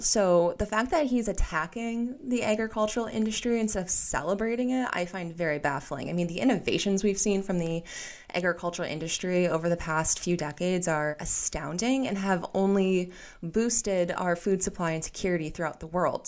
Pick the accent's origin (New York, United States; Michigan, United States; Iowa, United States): Iowa, United States; I grew up in Iowa, and I come from a family of farmers